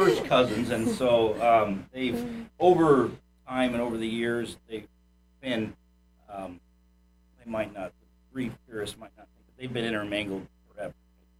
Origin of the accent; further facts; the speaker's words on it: Indiana, United States; now in Ocala, United States; I'm originally from Indiana.